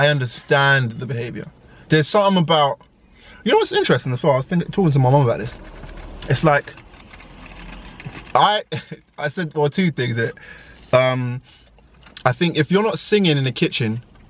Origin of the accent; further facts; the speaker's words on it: Ghana; Yeah, so I'm Ghanaian, and in my culture anyway, we make fufu.